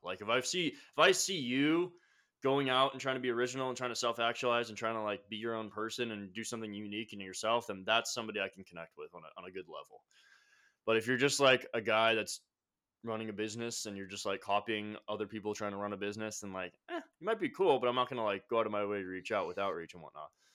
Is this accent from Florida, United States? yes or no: no; Carlsbad, California, United States; moved away as an adult; now in Austin, United States; I grew up in California, Carlsbad area